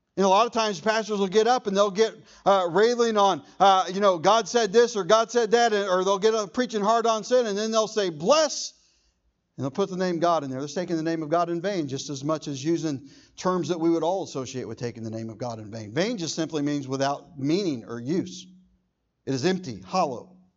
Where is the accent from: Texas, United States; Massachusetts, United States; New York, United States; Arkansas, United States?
Texas, United States; Irving; I was born in Irving